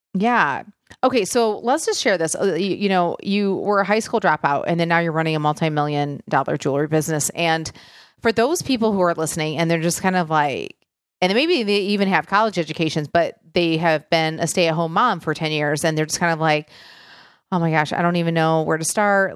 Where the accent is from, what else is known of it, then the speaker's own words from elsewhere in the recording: Michigan, United States; I grew up in Michigan